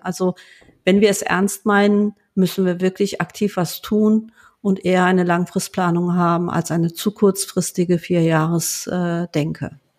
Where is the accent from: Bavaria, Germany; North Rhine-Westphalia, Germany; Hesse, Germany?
North Rhine-Westphalia, Germany; Rheinberg; also born or lived in Duisburg; ich bin in Duisburg geboren ähm, als ich ähm, ähm, acht Jahre alt war, ähm, ähm, hatte mein Vater einen, einen Unfall, wurde querschnittsgelähmt und wir sind dann aus Duisburg weggezogen in einen kleines, kleinen Ort namens Rheinberg, ähm, wo fast jeder jeden kennt ähm, äh, und bin dort ähm, aufgewachsen